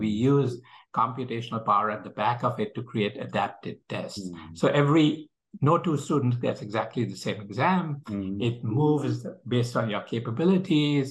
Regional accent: India; moved away; I'm originally from India

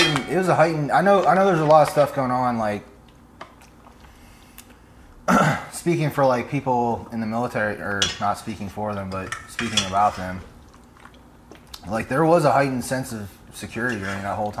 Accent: Alabama, United States; now in Atlanta, United States; I'm from Alabama

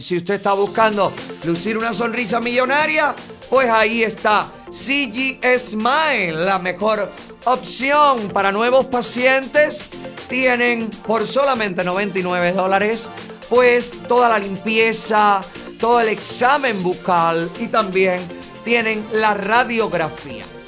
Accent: Camagüey, Cuba; now in United States; mi provincia natal

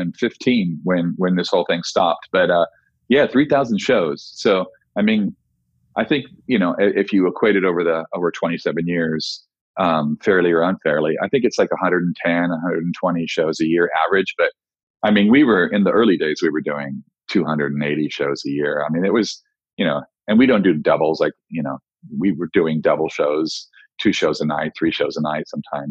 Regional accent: Oxnard, California, United States; also born or lived in Los Angeles, California; went back to my hometown of Ventura, California, Oxnard, California, to be more specific

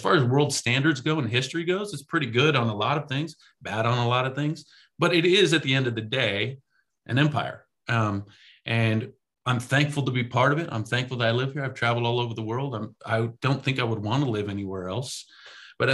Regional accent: United States

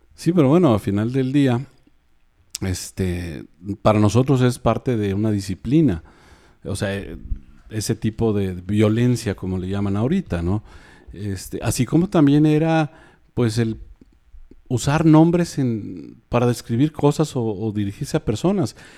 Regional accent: Mexico City, Mexico; now in Monterrey, Mexico; tengo muchos años viviendo aquí, o sea, yo me considero más pues, regio, yo no me considero ya chilango

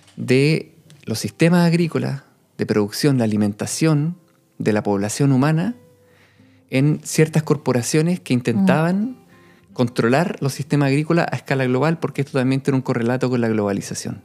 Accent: Chile; cuando yo volví el año 2015 a Chile

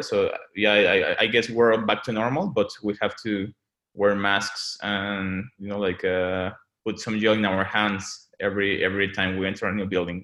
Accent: Mexico City, Mexico; moved away as an adult; also born or lived in London; I was born and raised in Mexico City

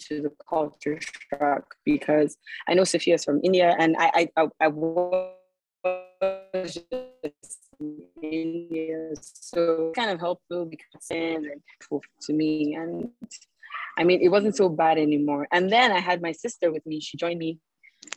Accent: Nigeria; moved away as an adult; now in United States; just being a Nigerian

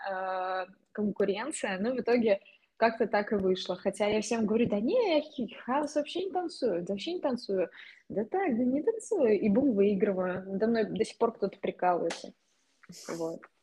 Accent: Russia; also born or lived in Kazan

